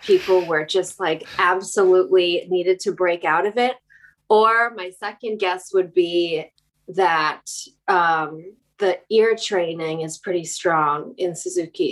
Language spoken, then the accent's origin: English; near Chicago, Illinois, United States; moved away as an adult; also born or lived in New York / Los Angeles; now in West Hollywood, United States; I grew up in near Chicago in the Midwest